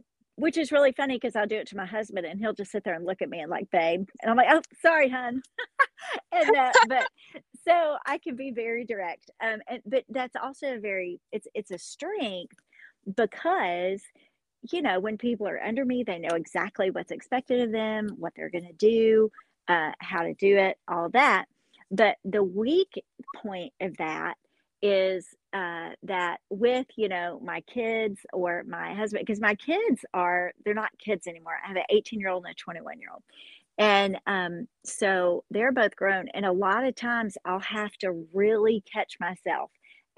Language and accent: English; Hopkinsville, Kentucky, United States; I'm located in Hopkinsville, Kentucky, and which is the town where I grew up